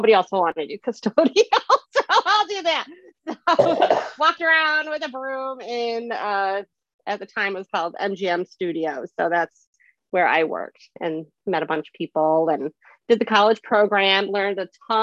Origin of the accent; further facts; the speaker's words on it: Syracuse, New York, United States; I'm from Syracuse, New York.